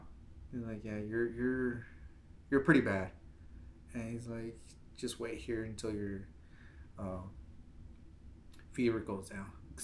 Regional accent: Texas, United States; I'm from Texas

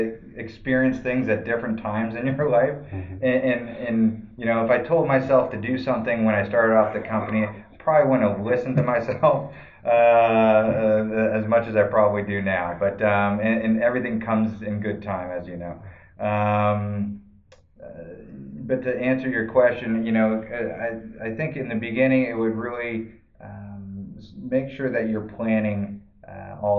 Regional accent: Massachusetts, United States; now in Arizona, United States; I'm originally from Massachusetts

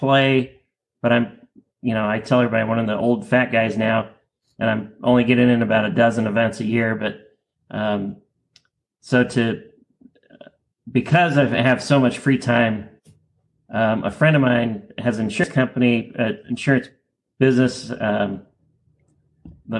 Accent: Phoenix, Arizona, United States; I grew up in Phoenix, Arizona

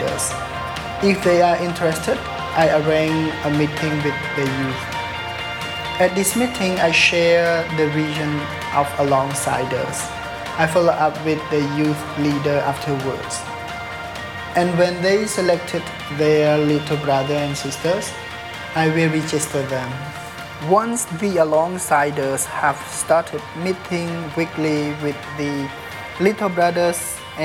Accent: Battambang, Cambodia; I was born in Battambang province, India, 1984

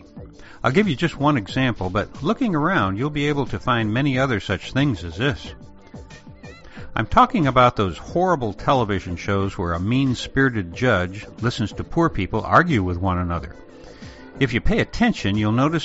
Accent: a small town just outside of Chicago, Illinois, United States; in the small town where I grew up just outside of Chicago

